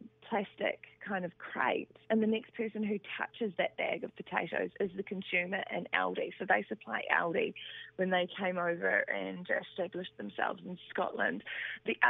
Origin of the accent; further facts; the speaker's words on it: Aberfeldy, Manawatū-Whanganui, New Zealand; I was born at Aberfeldy in New Zealand, which is between Whanganui and Rātahi